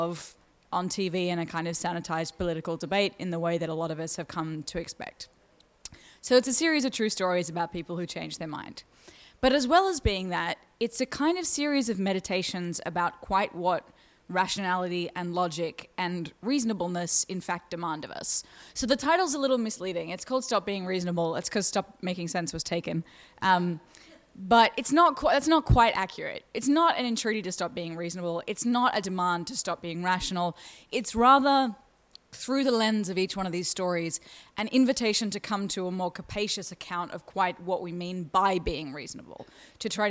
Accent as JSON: {"language": "English", "country": "Australia", "said": "you can hear my accent, I'm from Australia"}